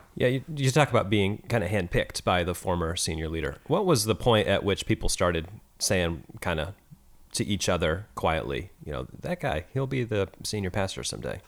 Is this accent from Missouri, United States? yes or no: yes; Kansas City, Missouri, United States; now in Oakland, United States; I grew up in Kansas City, as you know, as a Chiefs fan.